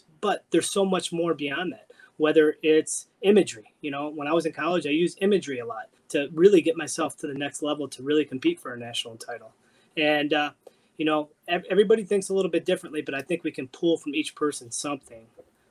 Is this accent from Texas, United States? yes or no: no; Cleveland, Ohio, United States; moved away as an adult; also born or lived in Bloomington, Indiana; now in Michigan, United States; I'm originally from Cleveland, Ohio, and I went down to Bloomington, Indiana